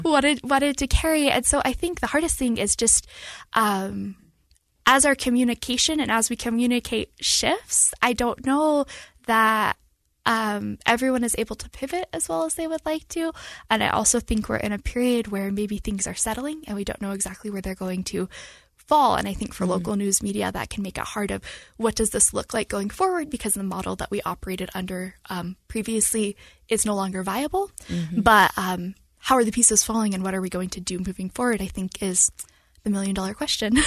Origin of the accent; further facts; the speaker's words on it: Salt Lake County, Utah, United States; also born or lived in Pacific Northwest / Cache Valley, Utah; I grew up in Salt Lake County